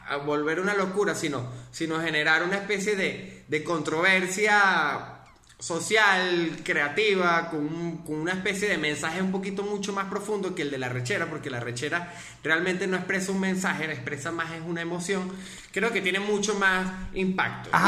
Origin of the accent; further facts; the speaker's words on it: Mérida, Venezuela; soy de Mérida y los andinos